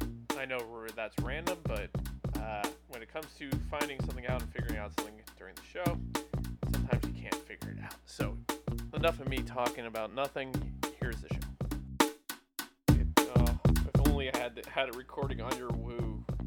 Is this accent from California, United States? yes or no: no; New Jersey, United States; Yeah, I grew up in New Jersey, dude.